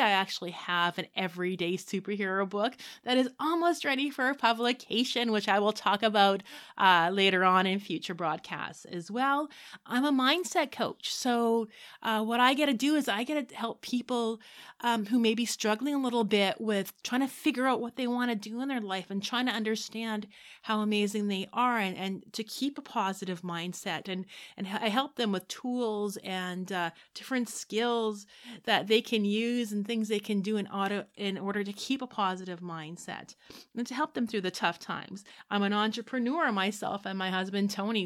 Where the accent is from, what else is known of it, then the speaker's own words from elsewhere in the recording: Saskatchewan, Canada; I grew up in Saskatchewan. I was a farm kid